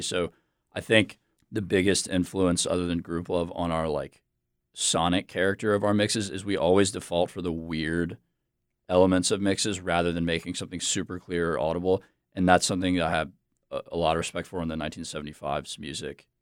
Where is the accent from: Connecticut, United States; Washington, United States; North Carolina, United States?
North Carolina, United States; Charlotte; also born or lived in Virginia; now in Raleigh, United States; I am from Charlotte. I grew up in Charlotte.